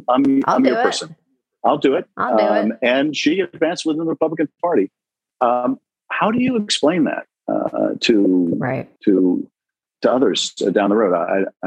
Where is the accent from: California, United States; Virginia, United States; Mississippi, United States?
California, United States; Los Angeles; I'm from Los Angeles. I'm a lawyer.